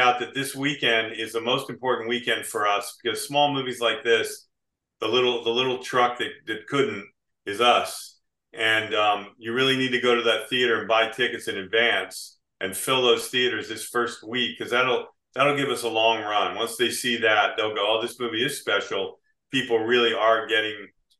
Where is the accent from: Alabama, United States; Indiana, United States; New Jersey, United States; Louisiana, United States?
New Jersey, United States; moved away as an adult; also born or lived in Beach Haven, New Jersey / Chatsworth, New Jersey / California; now in Florida, United States; I grew up in South Jersey